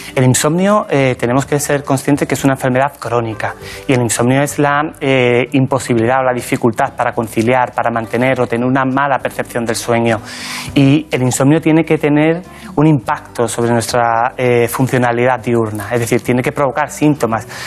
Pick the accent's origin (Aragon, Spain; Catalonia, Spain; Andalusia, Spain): Andalusia, Spain; La Barca de la Florida; moved away as an adult; now in Madrid, Spain; Yo nací en un pueblecito pequeño de la provincia de Cádiz que se llama La Barca de la Florida ...está en la campiña jerezana